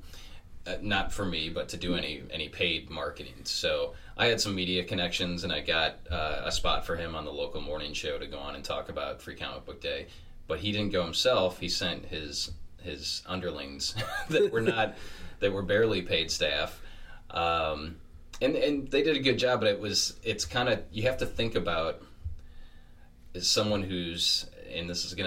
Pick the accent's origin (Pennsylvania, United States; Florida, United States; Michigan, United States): Michigan, United States; Detroit; growing up in Metro Detroit